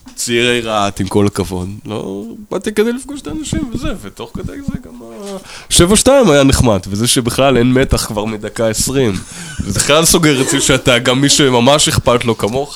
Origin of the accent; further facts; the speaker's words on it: New York, United States; נולדתי בניו יורק